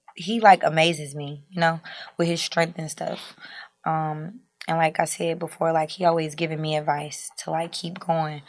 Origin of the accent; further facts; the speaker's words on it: North Carolina, United States; I'm from North Carolina